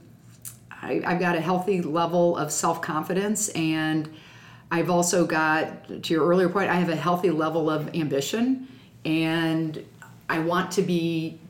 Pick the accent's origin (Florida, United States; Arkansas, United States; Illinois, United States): Illinois, United States; Springfield; we grew up in Springfield, my grandma and grandpa would stay with us when the legislature was in session